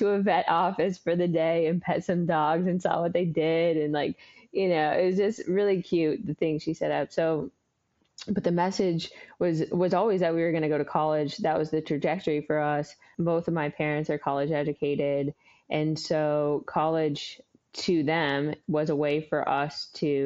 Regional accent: Oregon, United States; also born or lived in San Antonio, Texas; we landed back in Oregon, where I grew up the majority of my life

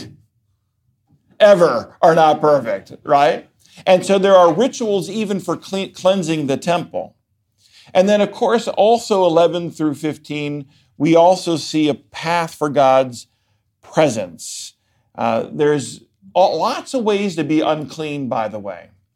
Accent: Baltimore, Maryland, United States; moved away; I am originally from Baltimore, Maryland

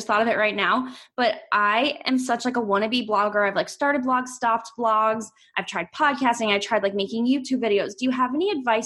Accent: Cincinnati, Ohio, United States; I'm from Cincinnati

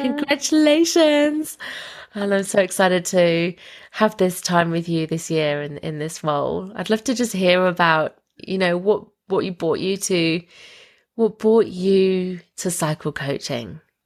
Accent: United Kingdom; we actually grew up about half an hour away from each other in um, the UK

